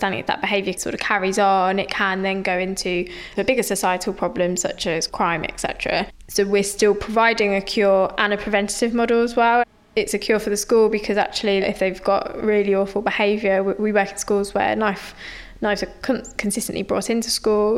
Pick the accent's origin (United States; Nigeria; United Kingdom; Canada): United Kingdom; London; also born or lived in Nottingham; I grew up in South East London in a council estate in Lewisham.